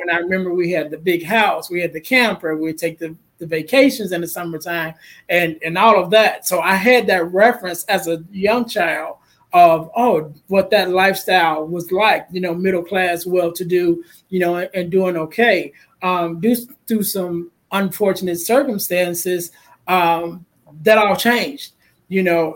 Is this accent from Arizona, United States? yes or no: no; Chicago, Illinois, United States; I'm from Chicago